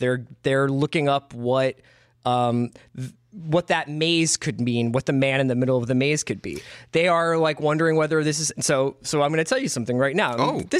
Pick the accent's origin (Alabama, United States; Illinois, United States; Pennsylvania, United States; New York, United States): Pennsylvania, United States; Philadelphia; I'm 38 years old, and I'm from Philadelphia, Pennsylvania